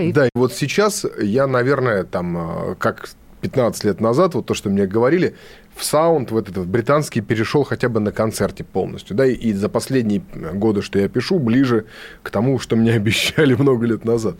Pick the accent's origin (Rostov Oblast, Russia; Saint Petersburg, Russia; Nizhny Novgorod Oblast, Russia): Saint Petersburg, Russia; я питерский дворовый беспризорный